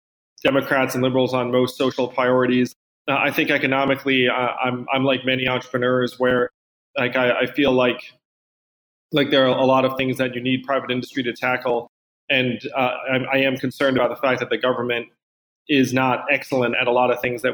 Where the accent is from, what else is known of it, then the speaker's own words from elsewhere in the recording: East Coast, United States; I think you're from the West Coast, I'm from the East Coast.